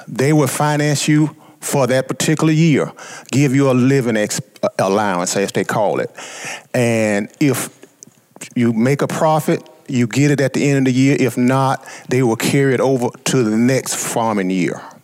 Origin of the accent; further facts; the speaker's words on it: Southeast Arkansas, United States; being born uh, in Southeast Arkansas and being African American at the time